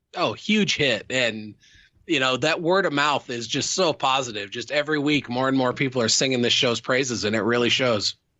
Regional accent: Midwest, United States; I grew up in the Midwest

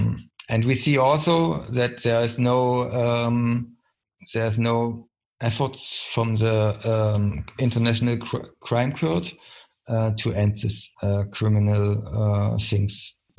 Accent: East Germany, Germany; English is a second language; I mean, I come from the East, East Germany, so I recognized 40 years, I lived 14 years in the dictatorship, GDR

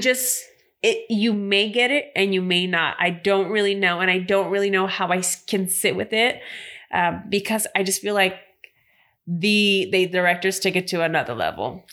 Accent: Bay Area, California, United States; come from Northern Cali, so I'm from the Bay Area

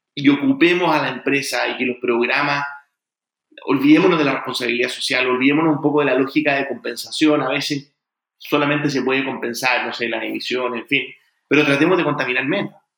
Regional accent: Chile; also born or lived in United States; yo soy primera generación, yo nací en Estados Unidos, soy primera generación en Chile

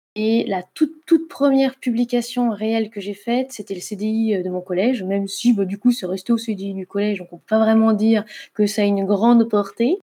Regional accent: Saône-et-Loire, southern Burgundy, Bourgogne-Franche-Comté, France; moved away as an adult; also born or lived in Lorraine / Nord; now in Lyon, France; j'ai vécu une très grande majorité de ma vie en Bourgogne du Sud en Saône-et-Loire, euh, dans un petit village

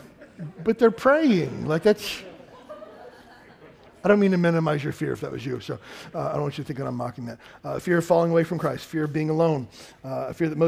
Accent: Kentucky, United States; I grew up in Kentucky

